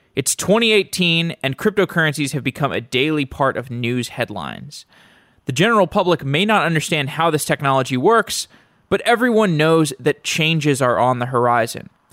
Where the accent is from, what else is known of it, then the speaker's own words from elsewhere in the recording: Austin, Texas, United States; moved away; I'm from Austin originally